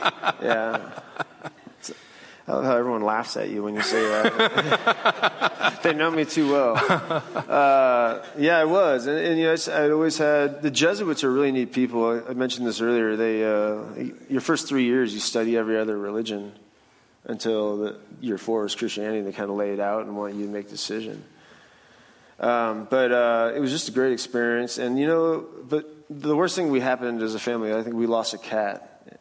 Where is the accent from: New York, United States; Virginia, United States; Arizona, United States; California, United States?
Arizona, United States; Phoenix; also born or lived in Pacific Northwest; I was born in the Pacific Northwest, and real outdoorsy family. My father and I had a lot of experiences in the outdoors. But I was an athlete. We moved to Phoenix, and I went to Brophy, which is a Catholic high school in Phoenix.